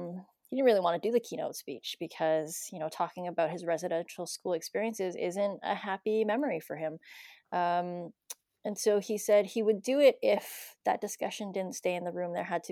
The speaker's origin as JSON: {"language": "English", "country": "Canada", "said": "as a Canadian, you think you know the history of hockey because you watch Hockey Night in Canada every weekend growing up."}